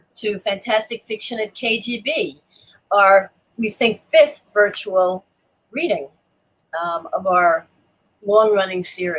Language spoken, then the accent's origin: English; Yonkers, New York, United States; also born or lived in Albany; I knew I was going to from Yonkers.